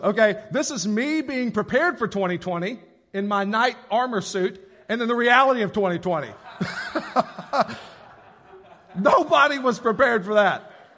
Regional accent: Paragould, Arkansas, United States; I grew up in Paragould, and I feel like it was pretty religious around here

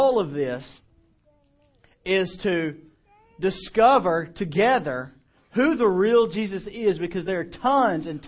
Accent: Clarksdale, Mississippi, United States; Morgan Freeman is from my hometown

